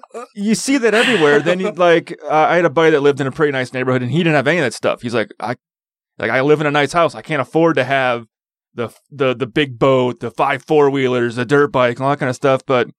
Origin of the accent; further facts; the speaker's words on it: Wisconsin, United States; now in Utah, United States; growing up in Wisconsin